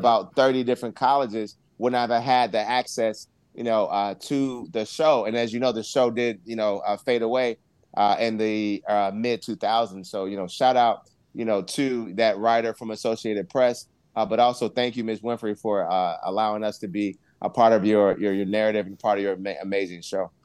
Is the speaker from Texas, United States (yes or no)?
no; Augusta, Georgia, United States; I actually went to the Augusta campus in Augusta, Georgia, mm-hmm. where I was originally born.